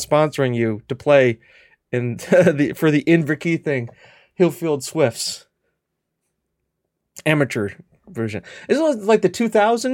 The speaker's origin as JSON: {"language": "English", "country": "United States", "said": "I'm an American."}